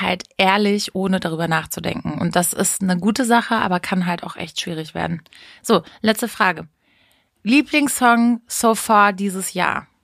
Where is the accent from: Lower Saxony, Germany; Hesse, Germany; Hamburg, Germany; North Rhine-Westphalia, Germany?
Lower Saxony, Germany; Hameln; bei uns in Hameln